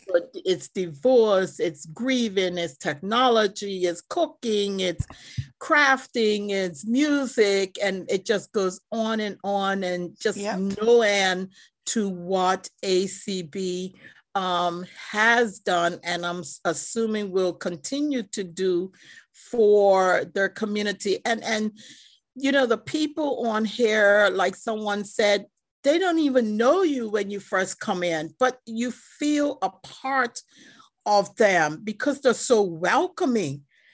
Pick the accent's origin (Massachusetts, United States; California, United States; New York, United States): Massachusetts, United States; Cambridge; I would like to say I'm from Massachusetts, Cambridge, Massachusetts